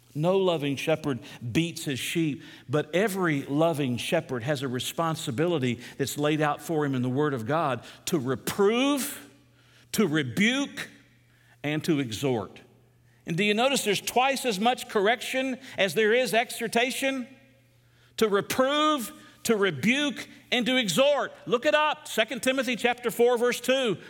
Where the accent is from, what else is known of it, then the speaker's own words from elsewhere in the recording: United States; As an American